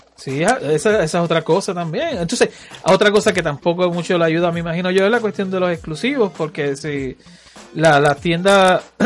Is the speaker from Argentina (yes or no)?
no; Puerto Rico; born or raised there